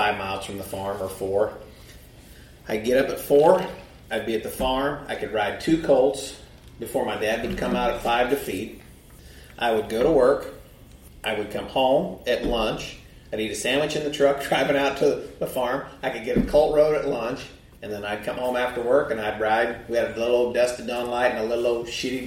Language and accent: English; Princeton, Indiana, United States; Princeton, Indiana, just down by Evansville.